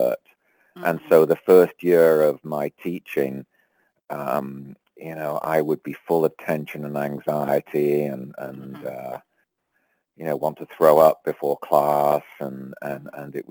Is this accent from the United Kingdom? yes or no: yes; England, United Kingdom; moved away as an adult; also born or lived in London; now in United States; I grew up in England and didn't come to the States till the early 80s.